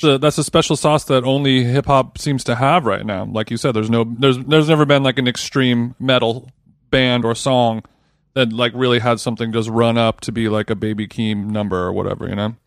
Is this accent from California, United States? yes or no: yes; Southern California, United States; I was from Southern California